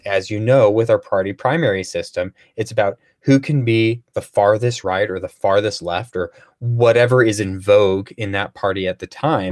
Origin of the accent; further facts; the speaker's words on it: St. Louis, Missouri, United States; also born or lived in Chicago area, Illinois; I grew up in Saint Louis area